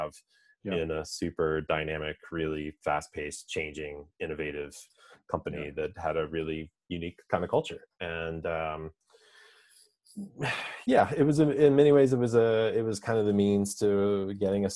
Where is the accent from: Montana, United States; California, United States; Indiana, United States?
Indiana, United States; moved away as an adult; also born or lived in Seattle; now in Dublin, Ireland; Grew up in Indiana as a kid. That was life until I was 25.